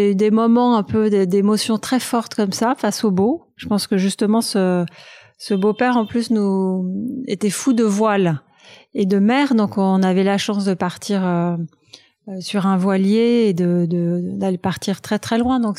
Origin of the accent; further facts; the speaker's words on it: Paris, Île-de-France, France; je suis née à Paris, dans le 8e arrondissement